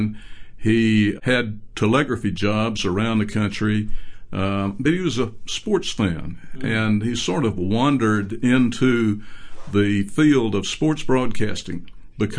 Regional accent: Birmingham, Alabama, United States; I'm from Birmingham

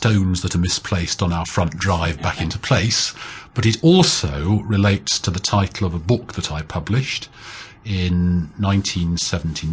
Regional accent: Nottingham, East Midlands, United Kingdom; also born or lived in Cambridge; I was born and brought up in Nottingham in the English Midlands.

